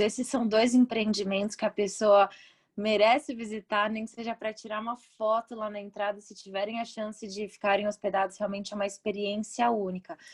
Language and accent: Portuguese; Brazil; como brasileiras